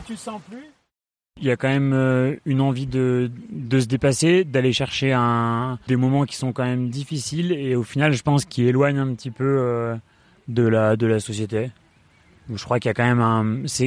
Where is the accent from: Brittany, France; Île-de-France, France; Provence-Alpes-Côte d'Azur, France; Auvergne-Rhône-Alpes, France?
Auvergne-Rhône-Alpes, France; Voreppe; also born or lived in Échirolles; je suis né à, Échirol, à, côté de Grenoble. J'ai grandi à Vorep.